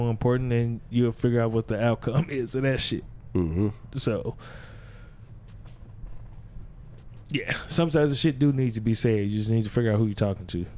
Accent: Gary, Indiana, United States; I'm from Gary

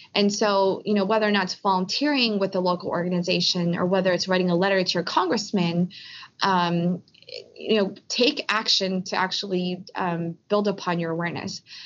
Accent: Philadelphia, Pennsylvania, United States; I was born in Philly with my parents, and but my parents are from Korea

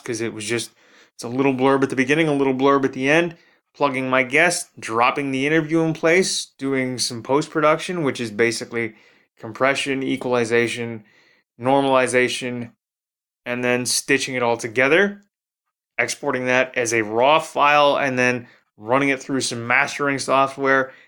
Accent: Toronto, Ontario, Canada; my hometown of Toronto, Ontario

